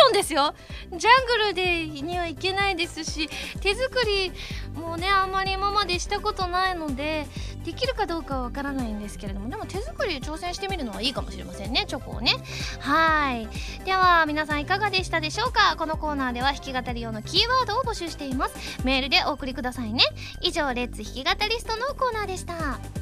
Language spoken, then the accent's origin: Japanese; Osaka, Japan; moved away; でも私も昔大阪だとねなかなか降らなかったので雪の思い出ってなかなかなかったんですけれども